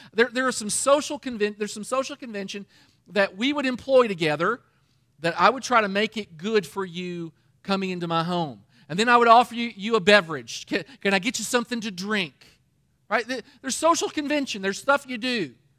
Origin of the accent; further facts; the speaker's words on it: Danville, Kentucky, United States; I'm from Danville, Kentucky, and that kinda thing gets around in a little town